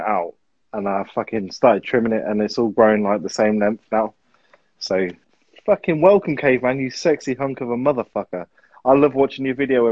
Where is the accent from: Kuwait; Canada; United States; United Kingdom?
United Kingdom; I'm proud to be British